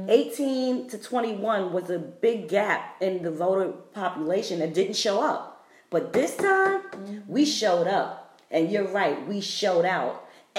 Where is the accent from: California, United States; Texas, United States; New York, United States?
New York, United States; New York City; now in Atlanta, United States; I'm a transport from New York City, living in Atlanta for 15 years.